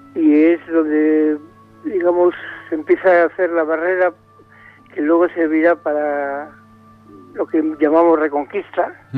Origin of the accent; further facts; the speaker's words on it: Bilbao, Basque Country, Spain; now in Valencia, Spain; soy de Bilbao